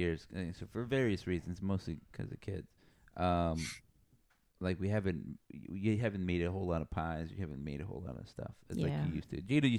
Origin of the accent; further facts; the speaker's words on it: Texas, United States; We're Texan, buddy.